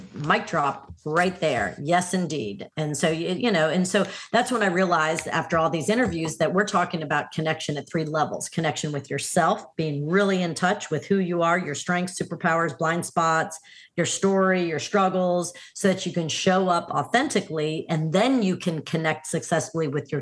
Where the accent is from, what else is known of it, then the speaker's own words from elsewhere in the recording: New Orleans, Louisiana, United States; my hometown of New Orleans